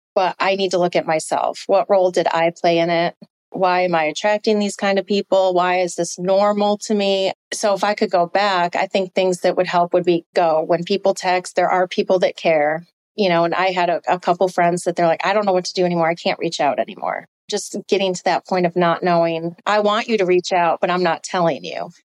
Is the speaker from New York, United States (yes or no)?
yes; upstate New York, United States; moved away; my hometown, to my lake in upstate New York